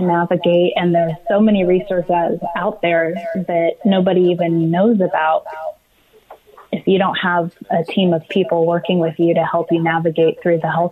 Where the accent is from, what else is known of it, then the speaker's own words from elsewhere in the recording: Riverside, California, United States; I grew up in Riverside, California. So I'm a Southern California resident here